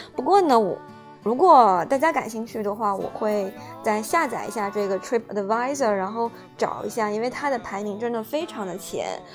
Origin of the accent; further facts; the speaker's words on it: southern China, China; moved away as an adult; also born or lived in United Kingdom; 作为一个南方人